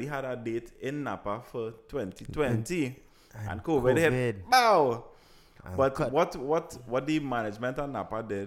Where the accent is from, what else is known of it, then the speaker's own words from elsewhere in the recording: Trinidad & Tobago; I kind of grew up in a ghetto area. I grew up in Laramie.